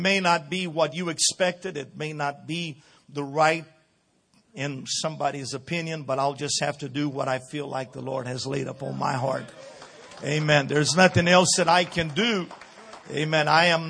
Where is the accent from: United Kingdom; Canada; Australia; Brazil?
Brazil; This is a different culture, a different, everything is so different. Being born and raised in Brazil, it's a lot different.